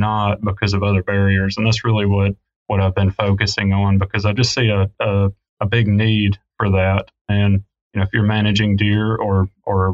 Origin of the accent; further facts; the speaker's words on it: the South, United States; I grew up in the South, grew up hunting and fishing